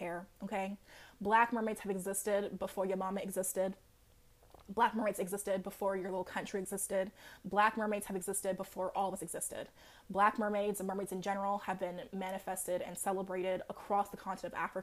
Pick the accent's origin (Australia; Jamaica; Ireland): Jamaica; I'm Jamaican.